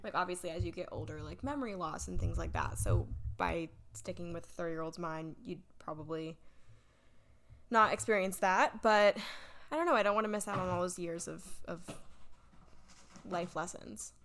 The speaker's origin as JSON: {"language": "English", "town": "Davidson", "region": "North Carolina", "country": "United States", "tie": "born or raised there", "also_born_or_lived": "Michigan / Huntersville / Cornelius", "lives_now": "Charlotte, United States", "said": "I grew up in Davidson."}